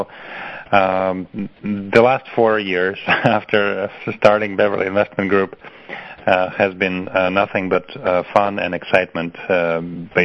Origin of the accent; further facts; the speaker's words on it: Moscow, Russia; moved away as an adult; also born or lived in Belarus / Los Angeles, United States; I was born in Belarus, and I grew up in Moscow